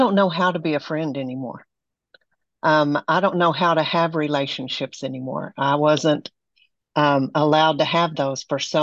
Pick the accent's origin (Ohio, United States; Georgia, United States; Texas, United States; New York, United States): Texas, United States; Amarillo; now in Bay Area, United States; I'm from Amarillo, Texas